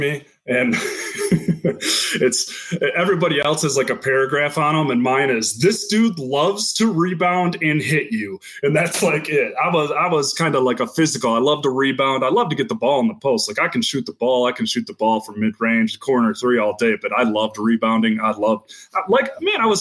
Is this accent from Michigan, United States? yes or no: yes; Greenville, Michigan, United States; also born or lived in Grand Haven, Michigan; Grew up in Greenville, Michigan. I was born in Grand Haven, but grew up in Greenville just outside of Grand Rapids.